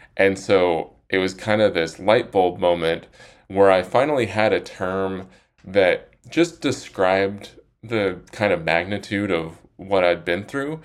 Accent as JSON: {"language": "English", "town": "Salt Lake City", "region": "Utah", "country": "United States", "moved": "yes", "lives_now": "Austin, United States", "said": "I'm from Salt Lake City"}